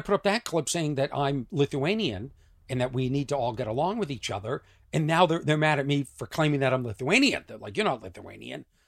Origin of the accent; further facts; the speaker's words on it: Lexington, Massachusetts, United States; I am from Lexington, Massachusetts